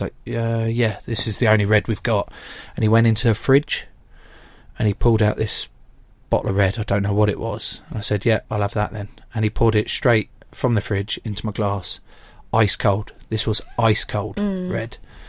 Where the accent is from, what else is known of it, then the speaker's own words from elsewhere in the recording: Speyer, Rhineland-Palatinate, Germany; English is a second language; I'm from Germany. From Speyer.